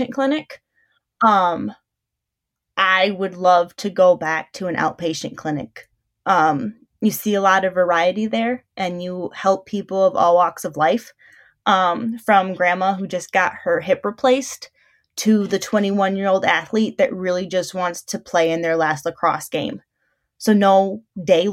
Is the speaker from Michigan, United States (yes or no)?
yes; Albion, Michigan, United States; I am born and raised in Albion, I attend Albion College